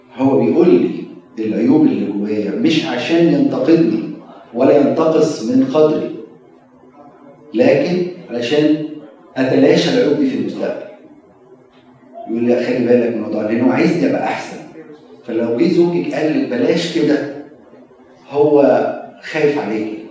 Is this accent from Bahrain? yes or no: no; Egypt; now in United States; بنقع فيها كمصريين